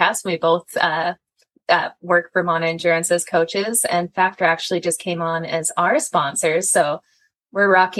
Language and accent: English; Canada; I'm Canadian